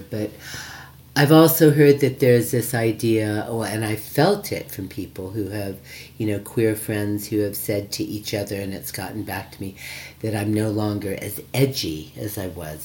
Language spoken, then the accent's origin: English; United States; moved away; I come from America